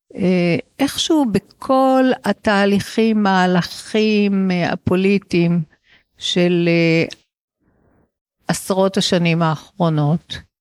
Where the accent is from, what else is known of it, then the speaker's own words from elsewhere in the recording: Israel; גדלתי בישראל של אה, שנות ה-60 וה-70